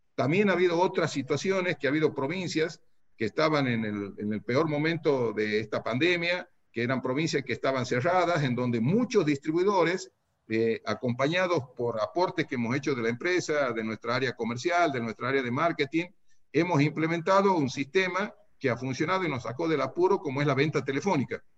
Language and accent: Spanish; Santiago del Estero, Argentina; accent: santiagueña; moved away as an adult; also born or lived in Tucumán; now in San Miguel de Tucumán, Argentina; he nacido en Santiago, he hecho mi escuela primaria y secundaria en Santiago del Estero